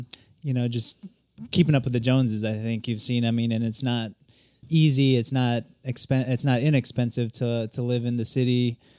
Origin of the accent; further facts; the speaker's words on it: South Carolina, United States; Growing up in South Carolina, it was definitely different.